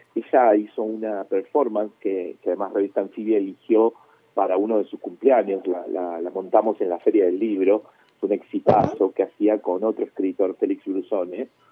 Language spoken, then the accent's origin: Spanish; Cipolletti, Río Negro, Argentina; also born or lived in Chile / La Plata; now in Buenos Aires, Argentina; nosotros nos exiliamos de Chile en el 75 y después yo viví con mi familia en Cipolletti hasta que fui a, la gran ciudad